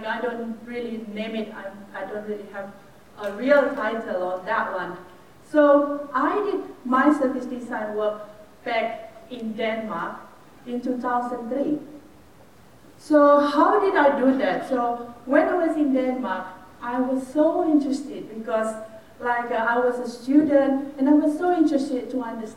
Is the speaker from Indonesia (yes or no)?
yes; Indonesia; I was born and raised in Indonesia, but I did a bit of my work and then my study overseas.